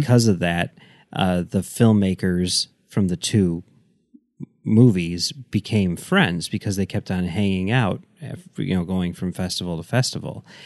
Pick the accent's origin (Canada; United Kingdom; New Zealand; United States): United States; Chicago, Illinois; I grew up in Chicago